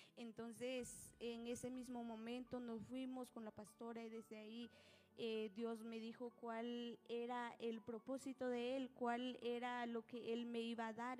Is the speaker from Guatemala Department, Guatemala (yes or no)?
no; Nahualá, Sololá, Guatemala; yo soy de Nahualá. El lugar en donde vivo se llama Cantón Racantacacho, Aningualá